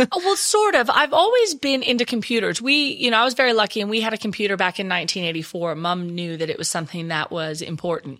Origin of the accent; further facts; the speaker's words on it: Texas, United States; accent: Texas; moved away as an adult; now in Perth, Australia; I still haven't lost my Texas accent